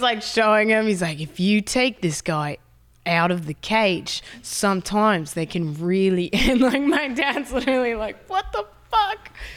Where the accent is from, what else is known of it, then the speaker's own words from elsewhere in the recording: San Diego, California, United States; I'm from San Diego